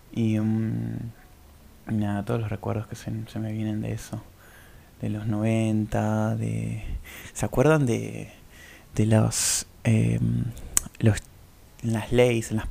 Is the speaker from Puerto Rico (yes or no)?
no; Córdoba, Argentina; also born or lived in Buenos Aires / Tucumán; Yo em, nací en Buenos Aires, empecé al el jardín en Córdoba. Eh, en realidad en Tucumán creo que viví dos años de bebé